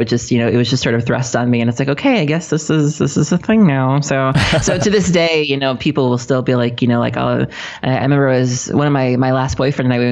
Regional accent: South Milwaukee, Wisconsin, United States; I was raised in a city called South Milwaukee, which is actually the name of it.

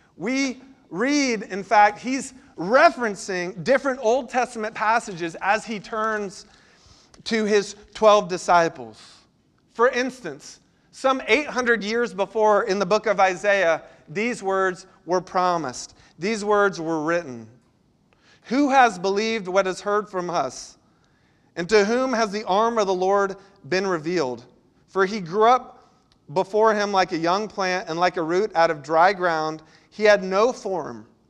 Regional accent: Florida, United States; now in Charleston, United States; I grew up in Florida where tides aren't a big deal

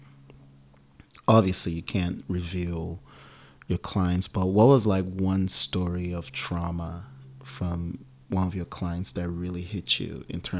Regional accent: Nigeria; also born or lived in Oakland, California; now in United States; I'm Nigerian

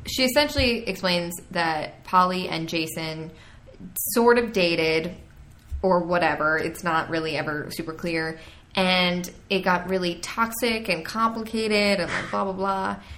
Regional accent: New York, United States; I'm from I'm from New York, so it's cold, um, in, in October

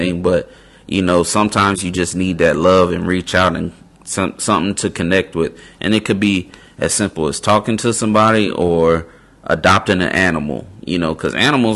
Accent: West Coast, United States; moved away as an adult; also born or lived in South Carolina; I'm from the West Coast. All of my family is pretty much in California at the time

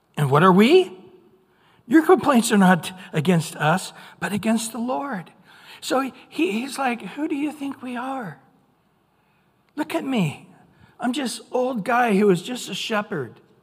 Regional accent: Central California, United States; now in Orange County, United States; I grew up in Central California

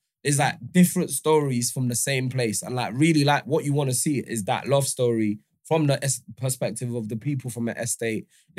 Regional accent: London, United Kingdom; So I'm from Holloway.

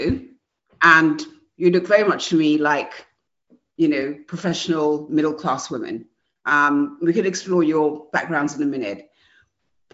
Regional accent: Nigeria; I'm a Nigerian

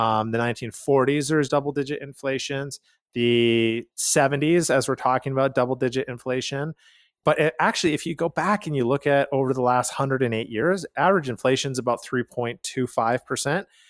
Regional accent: Calgary, Alberta, Canada; We are from Calgary, Canada

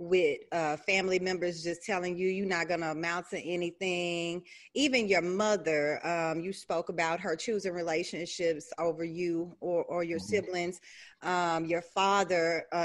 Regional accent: Beaumont, Texas, United States; I'm from Beaumont, you know, Texas, originally

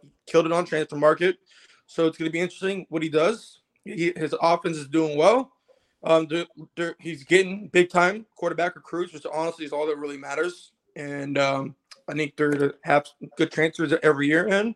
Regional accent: Palm Bay, Florida, United States; moved away as an adult; now in Broward County, United States; I'm from Brevard. Went to Palm Bay High.

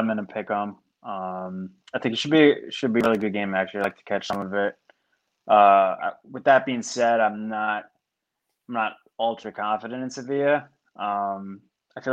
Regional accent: United States; as an American

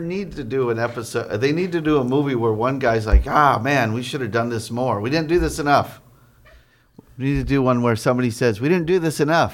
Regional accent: Arizona, United States; I grew up in Arizona in the eighties

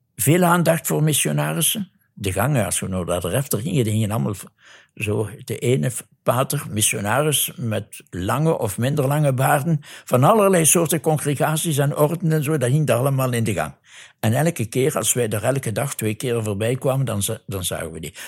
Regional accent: Neerpelt, Flanders, Belgium; accent: Limburg; moved away as an adult; also born or lived in Kinshasa, Congo; U zult al aan mijn accent gehoord hebben dat ik uit Limburg kom. Dus ik ben van Neerpelt, tegenwoordig heet dat Pelt. Waar ik geboren ben, 79 jaar geleden.

